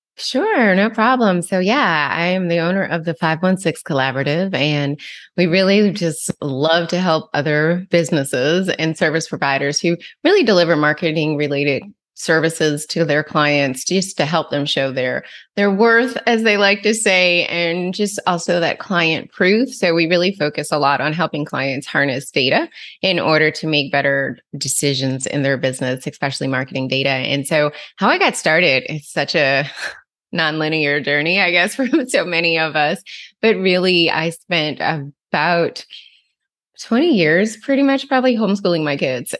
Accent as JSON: {"language": "English", "region": "New Jersey", "country": "United States", "tie": "born or raised there", "said": "where I grew up in New Jersey"}